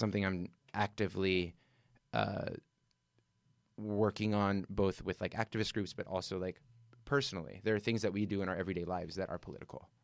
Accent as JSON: {"language": "English", "region": "Southern California", "country": "United States", "moved": "yes", "lives_now": "New York, United States", "said": "I'm from Southern California, indoor flea markets, indoor swap meets, that was just, like, always a thing, it was a part of our culture"}